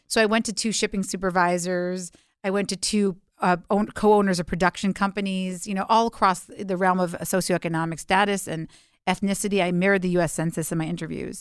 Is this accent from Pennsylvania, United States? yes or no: no; New York City, New York, United States; I was raised in Alphabet City, um, before that was a cool place to live, uh, in the early eighties